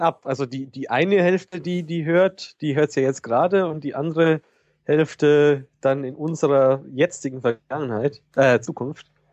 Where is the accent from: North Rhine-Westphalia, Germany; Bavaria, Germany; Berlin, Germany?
Bavaria, Germany; Das bin ich ja aus Bayern gar nicht gewohnt